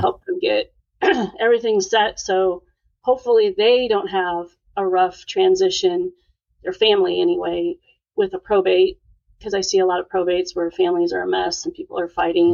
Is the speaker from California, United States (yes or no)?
no; Sioux Falls, South Dakota, United States; moved away as an adult; also born or lived in Montana; now in Houston, United States; I was born in Montana, but moved to South Dakota when I was ten, and I finished high school and did two years of college there. So I would say that's where I grew up. Right so Sioux Falls, South Dakota.